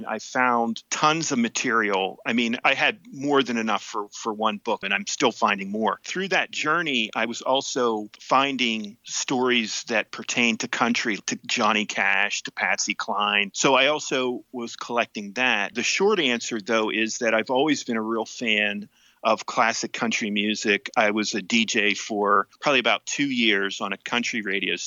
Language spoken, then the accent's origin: English; Tyrone, Pennsylvania, United States; I'm from Tyrone, Pennsylvania